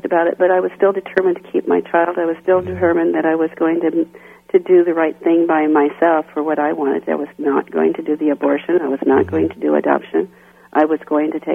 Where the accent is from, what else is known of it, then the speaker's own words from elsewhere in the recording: Kansas City, Kansas, United States; moved away as an adult; I grew up in Kansas City, Kansas. Outside of Kansas City, Kansas, at a small goat farm